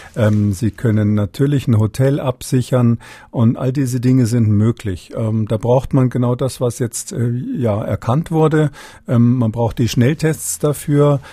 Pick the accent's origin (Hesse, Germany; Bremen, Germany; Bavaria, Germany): Bavaria, Germany; als Bayer